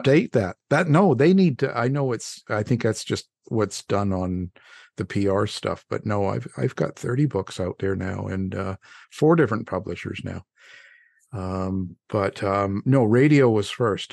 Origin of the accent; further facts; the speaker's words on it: Canada; now in United States; I'm a Canadian boy